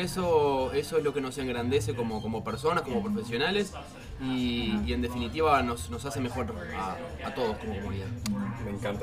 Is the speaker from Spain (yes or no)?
no; Uruguay; yo soy de Uruguay, trabajo para Cloud Gaia en Argentina